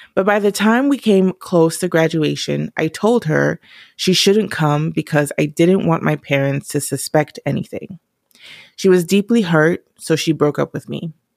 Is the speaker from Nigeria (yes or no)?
yes; Nigeria; I'm Nigerian